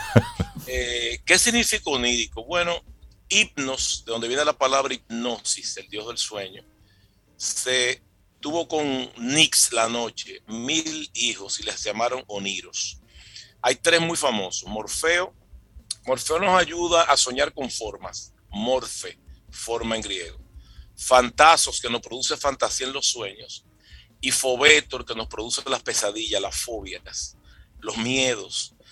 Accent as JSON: {"language": "Spanish", "town": "San Juan de la Maguana", "region": "San Juan", "country": "Dominican Republic"}